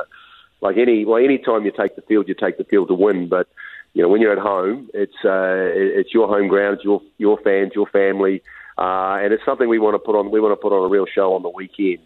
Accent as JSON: {"language": "English", "country": "New Zealand", "moved": "yes", "lives_now": "Utah, United States", "said": "I'm from New Zealand, we get a little bit of it"}